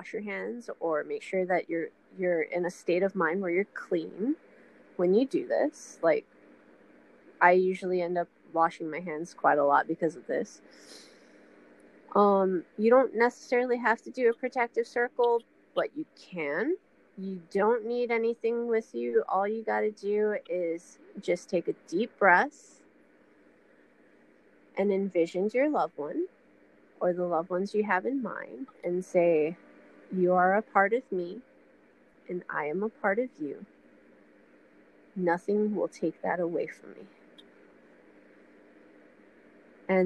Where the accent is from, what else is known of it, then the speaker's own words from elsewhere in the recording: Honolulu, Hawaii, United States; my hometown, especially Hawaii, it would be up in Papakolea